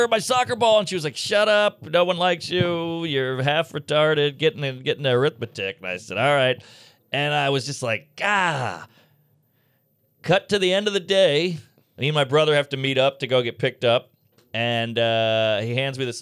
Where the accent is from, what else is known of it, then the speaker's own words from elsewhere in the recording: New Orleans, Louisiana, United States; I grew up in New Orleans, so there's a lot of French influence